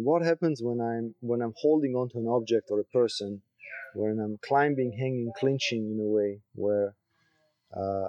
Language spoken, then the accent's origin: English; Switzerland; moved away as an adult; also born or lived in Croatia; now in Koh Phangan, Thailand; I was born in Croatia. I lived there first 4 years, then moved to Switzerland